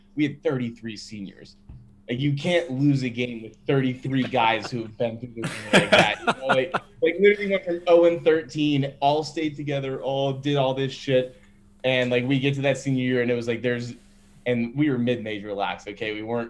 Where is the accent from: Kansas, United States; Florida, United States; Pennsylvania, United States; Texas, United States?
Texas, United States; I'm from Texas.